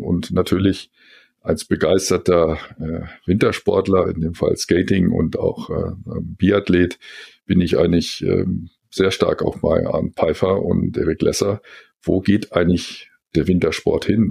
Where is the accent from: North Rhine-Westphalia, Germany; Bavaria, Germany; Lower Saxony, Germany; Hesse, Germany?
Lower Saxony, Germany; Helmstedt; moved away as an adult; also born or lived in Göttingen / Frankfurt; Ich bin in Helmstedt geboren, äh, Zonenrandbezirk, dann äh, nach der Schule in neun Jahre in Göttingen studiert